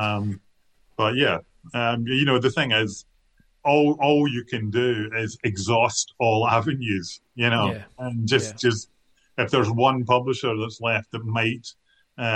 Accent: Kilmarnock, Scotland, United Kingdom; I come from Kilmarnock, and I wasn't brought up hanging around with other writers

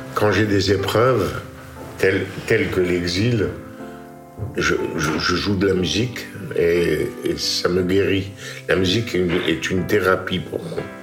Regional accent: Constantine, Constantine Province, Algeria; moved away as an adult; also born or lived in Paris; now in France; né le 11 décembre 1938 à Constantine, Algérie

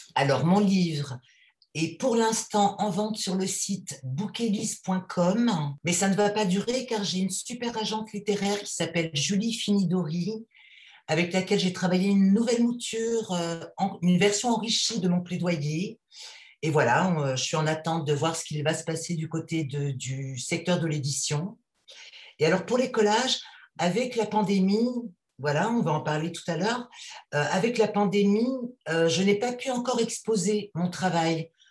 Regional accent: Paris, Île-de-France, France; je suis une Parisienne de 54 ans

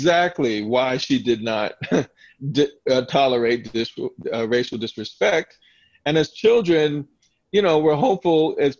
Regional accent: Southern Delaware, United States; my family growing up in Southern Delaware

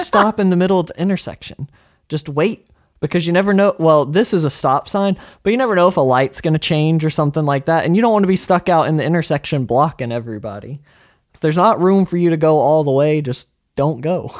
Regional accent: Arkansas, United States; we're from Arkansas

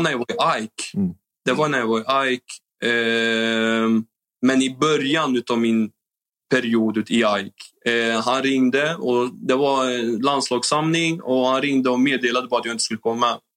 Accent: Norrköping, Östergötland, Sweden; moved away as an adult; Jag är ändå från Norrköping och jag är född och uppväxt där

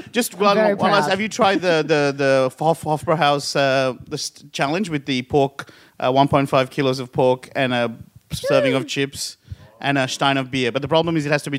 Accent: Sri Lanka; now in Australia; I'm originally from Sri Lanka

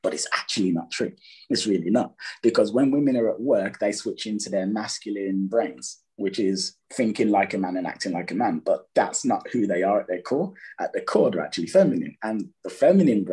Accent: Birmingham, West Midlands, United Kingdom; I'm from England. I grew up in a city called Birmingham, which Birmingham, Alabama is named after, second city in the UK.

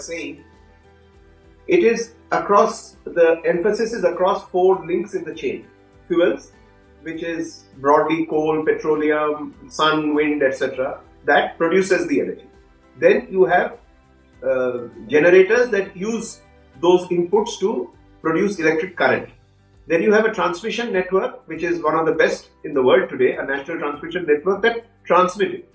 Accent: India; as an Indian

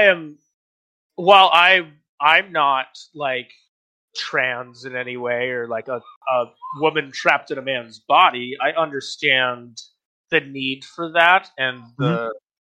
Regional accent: Virginia, United States; I grew up in Virginia

